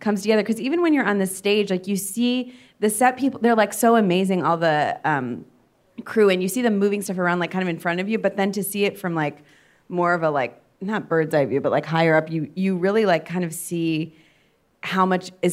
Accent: Cleveland, Ohio, United States; moved away; we're also both from Cleveland

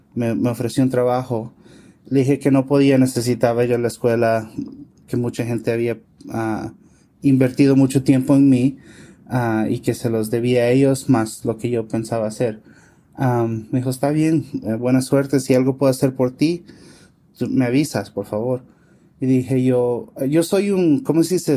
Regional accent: California, United States; yo nací en los Estados Unidos, en California.

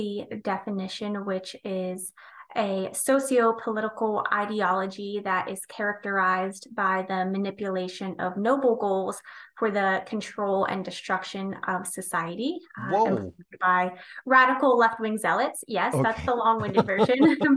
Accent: United States; I live in a rural small town

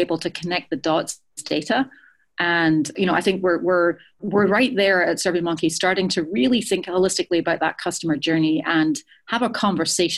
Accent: Edinburgh, Scotland, United Kingdom; moved away; Edinburgh is my hometown

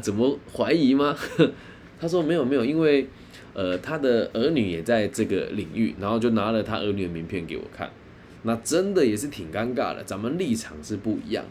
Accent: Taiwan; 毕竟咱们就身在台湾嘛

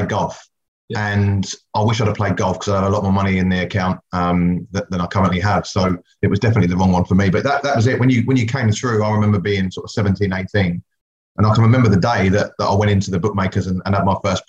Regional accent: England, United Kingdom; born or raised there; also born or lived in West Indies; now in New Zealand

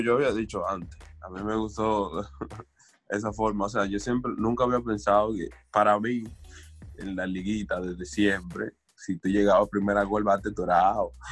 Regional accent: Dominican Republic; somos dominicanos, sabemos dónde venimos

